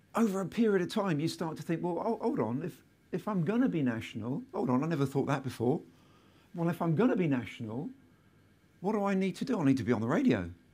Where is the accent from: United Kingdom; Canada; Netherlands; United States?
United Kingdom; Selsey, South East England; my hometown, which is Selseybill in West Sussex